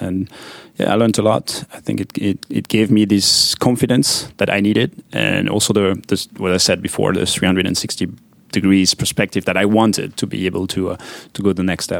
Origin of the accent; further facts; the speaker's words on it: French-speaking Switzerland, Switzerland; English is a second language; I grew up on the French side, but I studied part of my studies in engineering on the German side, so I could speak both languages.